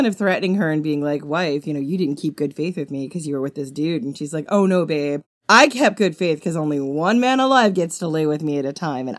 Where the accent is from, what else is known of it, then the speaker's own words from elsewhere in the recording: Long Island, New York, United States; accent: mid-Atlantic; I am definitely from Long Island, but I've got this weird mid-Atlantic accent most of the time.